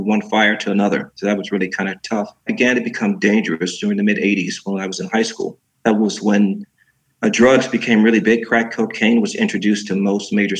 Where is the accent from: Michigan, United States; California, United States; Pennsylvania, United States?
Michigan, United States; Detroit; moved away as an adult; also born or lived in New York City / Chicago / San Diego / Norway; I am born and raised in Detroit, Michigan.